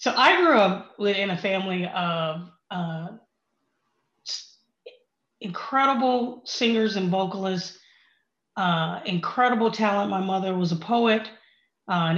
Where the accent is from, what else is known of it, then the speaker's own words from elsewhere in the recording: Oklahoma, United States; I grew up in Oklahoma, you know, small town, good values, the whole thing